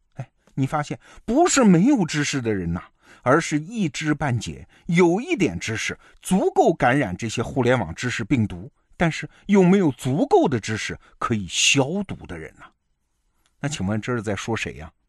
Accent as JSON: {"language": "Chinese", "country": "China", "said": "我们中国人"}